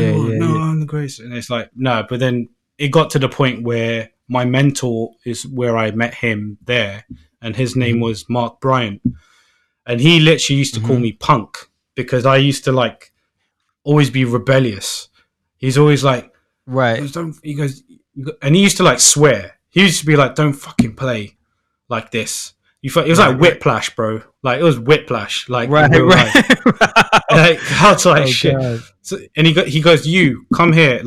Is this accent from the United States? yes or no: no; Northolt, London, United Kingdom; I'm from Northolt, which was, like, kind of, like, not really – it's not, like, posh